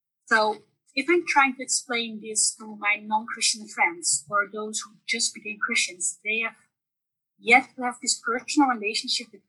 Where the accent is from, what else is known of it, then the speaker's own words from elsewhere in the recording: northern Netherlands, Netherlands; now in Maastricht, Netherlands; I'm from the Netherlands, the Northern Half. I moved to Maastricht to study